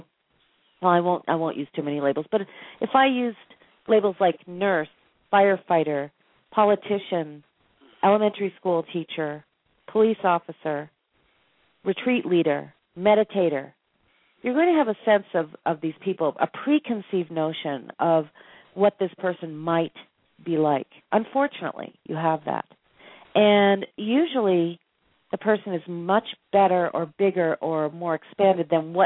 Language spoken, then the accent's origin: English; Boston, Massachusetts, United States; now in Sedona, United States; I'm from Boston